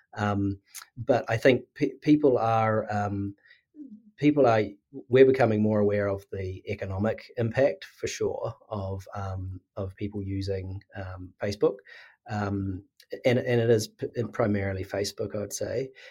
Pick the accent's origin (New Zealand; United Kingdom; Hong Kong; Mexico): New Zealand; now in Sydney, Australia